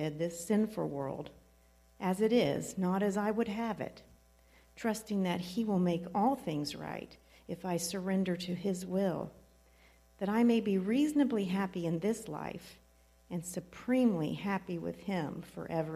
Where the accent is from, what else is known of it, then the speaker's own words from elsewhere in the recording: Southern Ohio, United States; I'm from Southern Ohio, so I can say wallowing